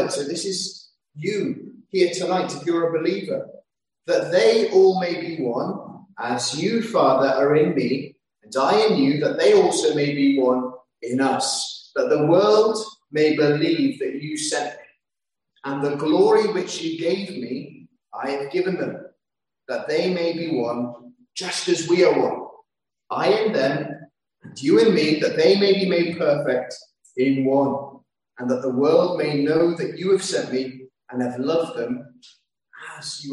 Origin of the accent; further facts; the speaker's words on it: London, United Kingdom; I grew up in London